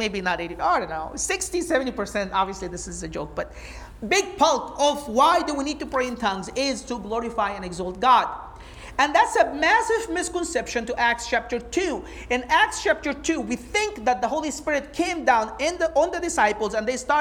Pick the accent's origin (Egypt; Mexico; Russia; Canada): Egypt; first language Arabic; English is a second language; moved away; I'm from Egypt, I speak Arabic.